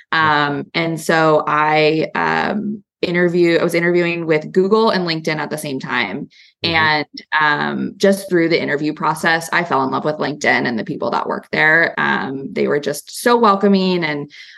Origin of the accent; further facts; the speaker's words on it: California, United States; also born or lived in New York / San Francisco; as a Californian to walk into the Empire State Building every day for work.